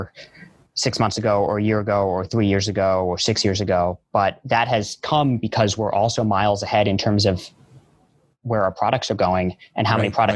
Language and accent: English; New York, United States; I grew up in New York. I'm a New Yorker at heart. And I feel lucky that I still get to live here